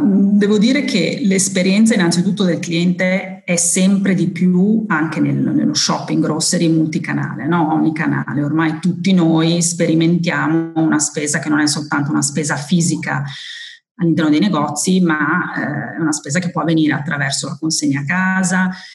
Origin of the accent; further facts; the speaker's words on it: Modena, Emilia-Romagna, Italy; Sono modenese di origine